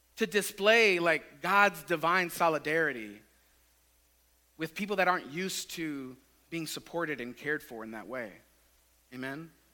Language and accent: English; Tampa, Florida, United States; I grew up in West Tampa, like just east of Raymond James Stadium.